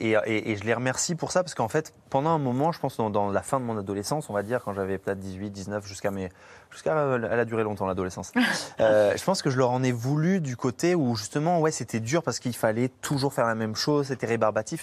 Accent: Bourges, Centre-Val de Loire, France; j'ai fait mes débuts à Bourges, en fait, dans ma ville natale.

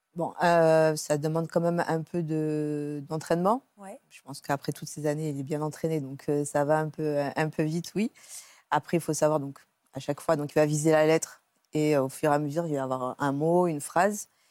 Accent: Cannes, Provence-Alpes-Côte d'Azur, France; je suis originaire de Cannes, je faisais mes études à Aix.

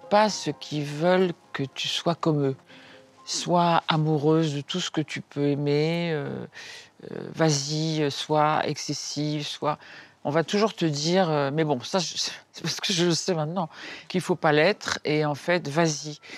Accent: Dakar, Senegal; born there; also born or lived in Cameroon / Congo; oui, je suis née à Dakar et puis on a été, mon père était euh, journaliste, donc il nous a emmenés partout, il nous a donné le sens du voyage, voilà. Après on était au Cameroun, après on était au Congo, Kinshasa

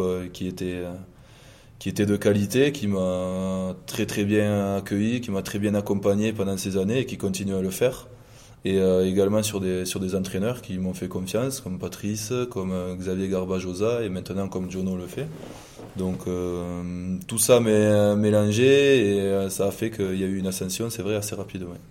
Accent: Condom, Occitania, France; moved away as an adult; also born or lived in Toulouse / Auch; now in La Rochelle, France; j'ai grandi dans le Gers

